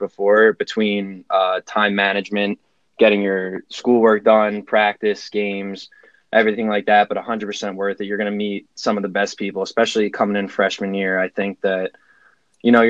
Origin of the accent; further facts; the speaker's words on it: Manalapan, New Jersey, United States; also born or lived in Brooklyn, New York; raised in Manalapan, New Jersey, which is Central Jersey